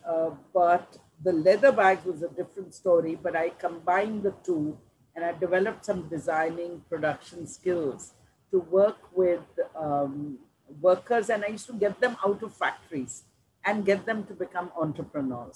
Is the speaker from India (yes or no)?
yes; Delhi, India; I grew up in Delhi.